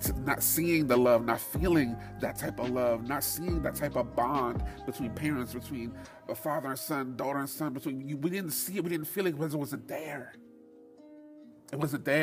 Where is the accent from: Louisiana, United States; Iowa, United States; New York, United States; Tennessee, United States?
New York, United States; being a New Yorker